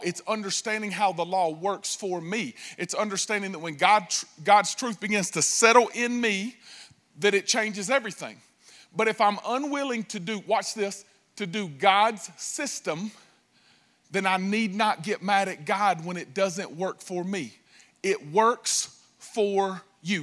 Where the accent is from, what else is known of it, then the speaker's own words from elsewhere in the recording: Spartanburg, South Carolina, United States; I'm from Spartanburg, and greetings from the upstate.